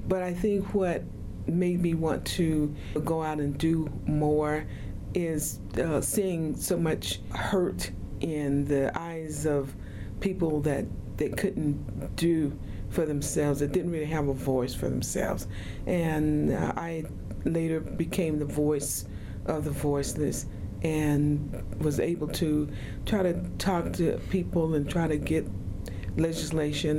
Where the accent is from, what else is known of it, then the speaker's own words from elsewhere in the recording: Oklahoma, United States; now in Utah, United States; I grew up in Oklahoma and went to school there in Oklahoma